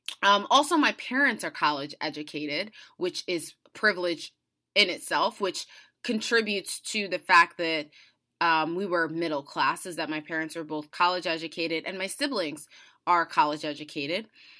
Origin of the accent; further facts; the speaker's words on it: United States; I was born and raised in the United States, so that comes with many, many privileges.